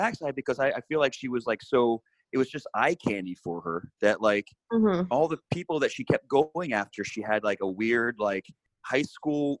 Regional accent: Philadelphia, Pennsylvania, United States; I'm from Philly

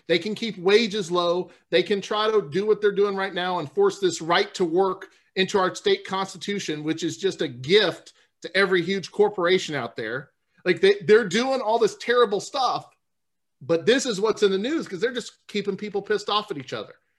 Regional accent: New Orleans, Louisiana, United States; I'm from New Orleans

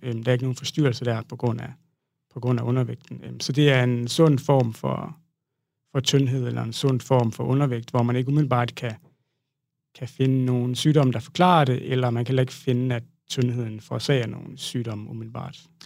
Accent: Southern Jutland, Southern Denmark, Denmark; moved away; jeg startede øh, ud som øh, sproglig studerende øh, hjemme i Sønderjylland

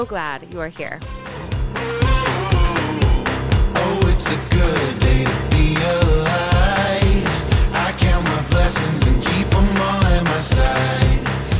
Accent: Michigan, United States; moved away; also born or lived in Los Angeles; While I was born in Michigan, my adventurous side eventually led me to Los Angeles

